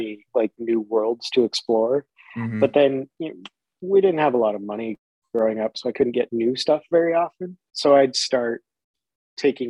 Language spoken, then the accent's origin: English; Oregon, United States; moved away; since I grew up in such a small town